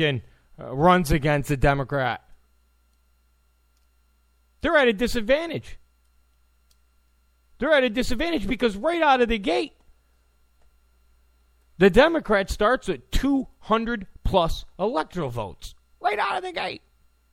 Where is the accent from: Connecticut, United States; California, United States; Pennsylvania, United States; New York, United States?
California, United States; I'm from California